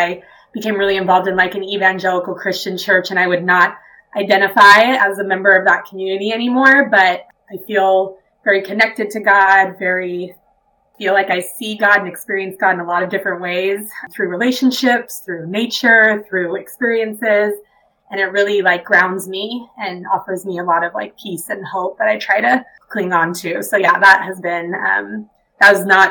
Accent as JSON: {"language": "English", "region": "Utah", "country": "United States", "tie": "born or raised there", "said": "growing up in Utah, not being LDS"}